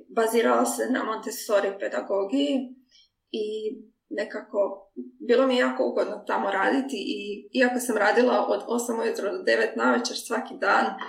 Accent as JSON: {"language": "Croatian", "country": "Croatia", "also_born_or_lived": "Mexico", "moved": "as an adult", "lives_now": "Hamburg, Germany"}